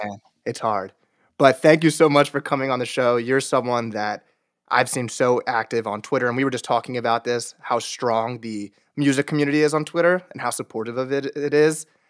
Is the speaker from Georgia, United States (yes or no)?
no; New Jersey, United States; I'm from New Jersey